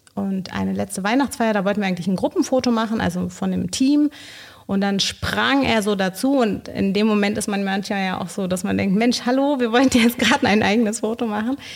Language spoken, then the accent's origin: German; Bolivia; moved away as an adult; now in Berlin, Germany; Ich komme ursprünglich aus Bolivien.